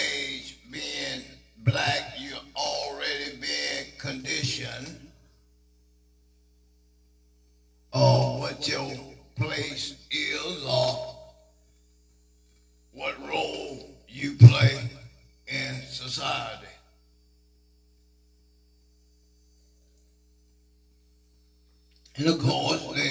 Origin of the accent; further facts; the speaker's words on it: Attalla, Alabama, United States; I grew up on Oak Street in Ottawa, Alabama